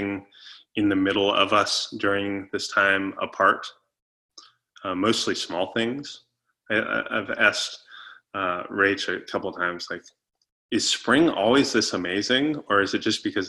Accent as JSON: {"language": "English", "region": "Florida", "country": "United States", "tie": "born or raised there", "moved": "yes", "said": "I grew up in Florida and so we did a lot of boating"}